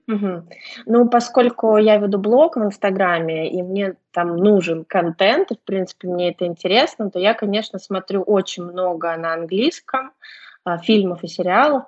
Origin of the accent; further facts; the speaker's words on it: Saint Petersburg, Russia; я из Санкт-Петербурга